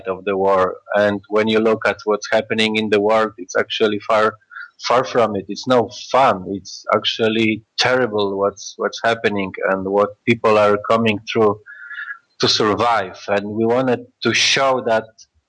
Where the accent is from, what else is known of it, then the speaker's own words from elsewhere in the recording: Warsaw, Masovian Voivodeship, Poland; we are from Warsaw, Poland